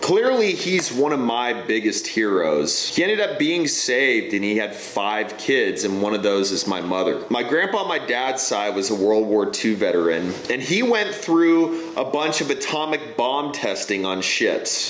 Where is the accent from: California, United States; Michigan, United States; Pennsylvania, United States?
California, United States; high desert of; now in Texas, United States; I was born and raised in the high desert of California